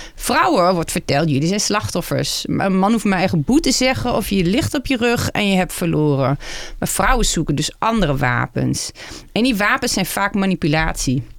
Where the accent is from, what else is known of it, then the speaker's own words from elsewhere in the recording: Netherlands; als vrouw en als Nederlander